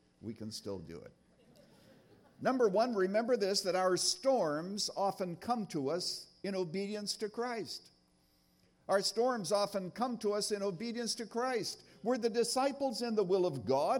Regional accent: Canada; I was brought up in Canada in a little town, actually born on a farm. out there in Canada

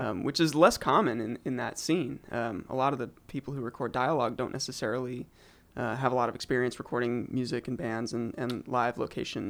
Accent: Eugene, Oregon, United States; I grew up in Eugene, Oregon

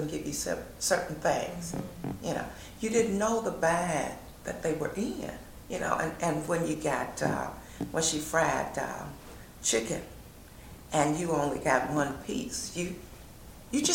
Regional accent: St. Louis, Missouri, United States; we came from Carr Square Village where all the utilities were included

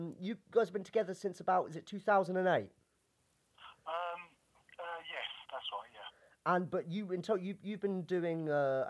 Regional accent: Sussex, South East England, United Kingdom; Growing up in Sussex

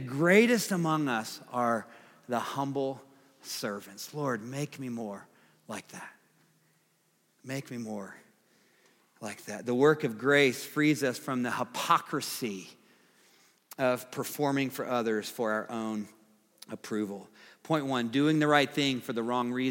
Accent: the South, United States; I'm from the South

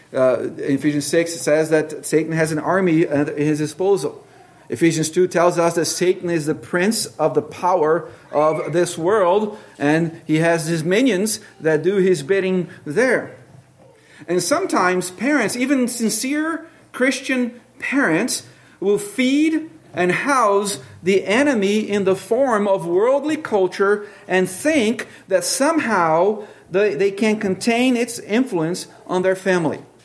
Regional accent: Brazil; moved away; I grew up with in Brazil

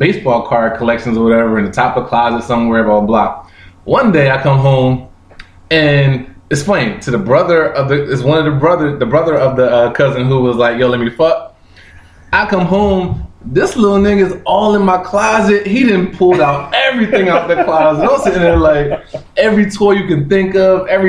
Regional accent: Pennsauken, New Jersey, United States; also born or lived in Camden, New Jersey; We grew up in Pensauken and Camden, very close to Camden.

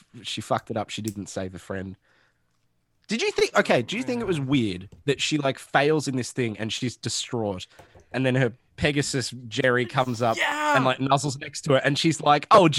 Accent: Australia; I'm Australian

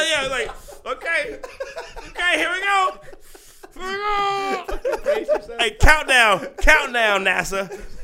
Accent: Atlanta, Georgia, United States; from Atlanta, where I'm from. I'm from South

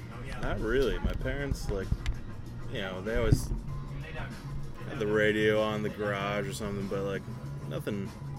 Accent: Taunton, Massachusetts, United States; I'm from Taunton, Massachusetts.

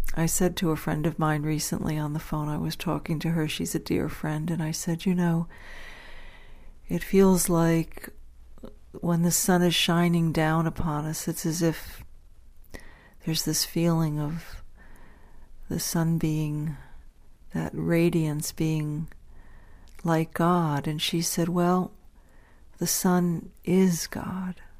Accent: Dobbs Ferry, New York, United States; when I was growing up in Dobbs Ferry, New York

